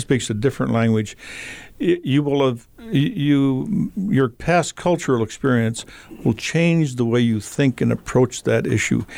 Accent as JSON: {"language": "English", "town": "Havre", "region": "Montana", "country": "United States", "tie": "born or raised there", "said": "I grew up in Havermontana"}